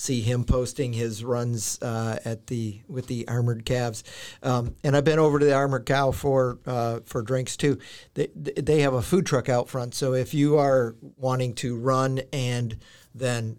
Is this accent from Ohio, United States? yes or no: no; Wisconsin, United States; I grew up in Wisconsin.